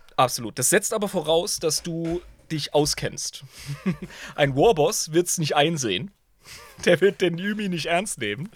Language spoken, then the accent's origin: German; Germany; als Deutscher